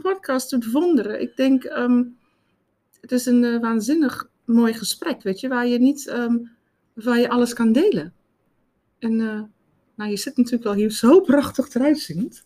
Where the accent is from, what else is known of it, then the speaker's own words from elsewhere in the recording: South Africa; now in Netherlands; ik kom uit Zuid-Afrika. Mijn moeder was, eh, maakte, naaide altijd kleding.